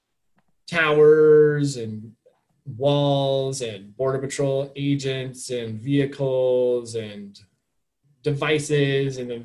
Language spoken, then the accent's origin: English; Flagstaff, Arizona, United States; now in Tucson, United States; I'm from Arizona, but I'm from Northern Arizona.